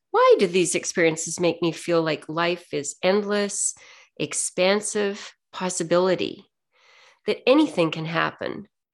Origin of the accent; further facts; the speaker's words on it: Ontario, Canada; I'm from Ontario, it's still a little bit cold there